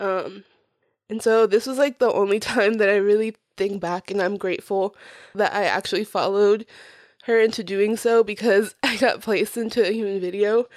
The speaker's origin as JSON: {"language": "English", "region": "Florida", "country": "United States", "tie": "born or raised there", "also_born_or_lived": "Puerto Rico", "second_language": "English", "said": "I was four years old when I got to Florida and, um, I started school not long after moving, but I didn't know English"}